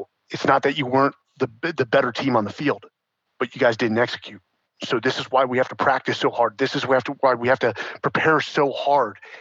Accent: San Francisco, California, United States; born or raised there; also born or lived in Atherton, California, United States; now in Austin, United States

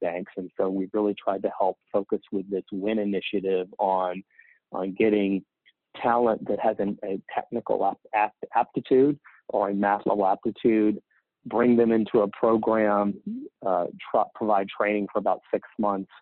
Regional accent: the South, United States; now in Charlotte, United States; I grew up in the South.

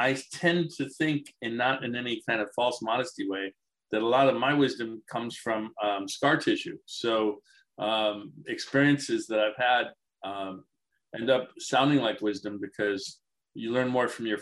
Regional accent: Detroit, Michigan, United States; I grew up in Detroit

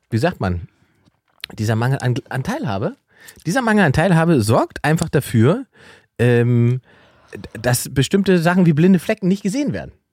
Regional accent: Mannheim, Baden-Württemberg, Germany; born there; Ja, ich bin in Mannheim geboren. Genau. Eigentlich.

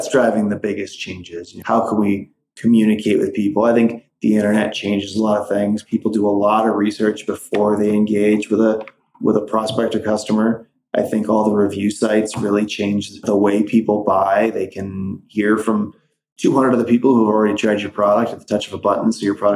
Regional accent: Midwest, United States; moved away; also born or lived in Wisconsin; growing up in the Midwest

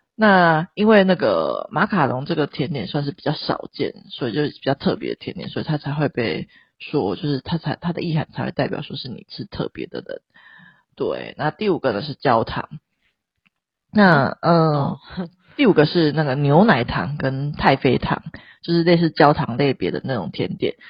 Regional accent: Taiwan; 我们生在台湾

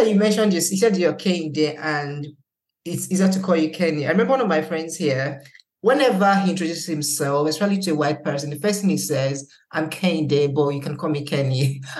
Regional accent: Nigeria; now in United Kingdom; I think it has to be one of the most heartbreaking things I've witnessed as a Nigerian, to be honest.

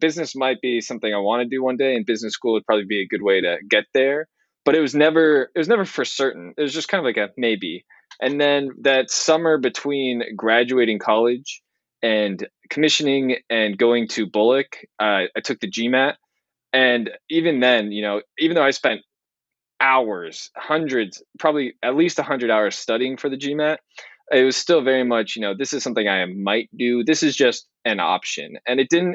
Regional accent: California, United States; moved away as an adult; growing up in California, I've just been so spoiled with weather

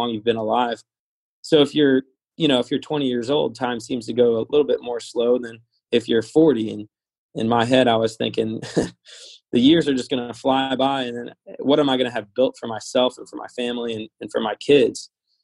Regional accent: Louisville, Kentucky, United States; I was born here, raised here, and went to high school.

